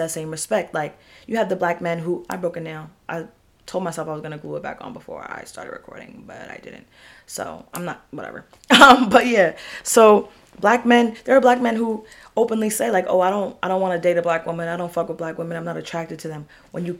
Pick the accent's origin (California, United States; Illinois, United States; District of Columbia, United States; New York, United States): New York, United States; we're from New York, so I'm trained to be hard